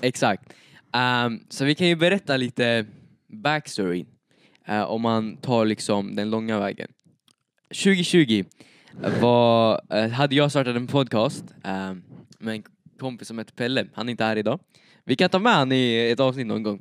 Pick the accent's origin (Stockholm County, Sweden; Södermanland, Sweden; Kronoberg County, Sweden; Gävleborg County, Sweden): Södermanland, Sweden; Eskilstuna; now in Uppsala, Sweden; Jag bor i Uppsala nu, men jag är född i Eskilstuna.